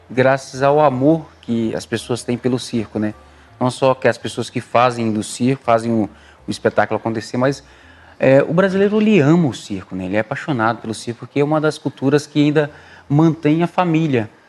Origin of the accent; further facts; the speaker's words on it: Pernambuco, Brazil; born there; assim como eu nasci no Pernambuco.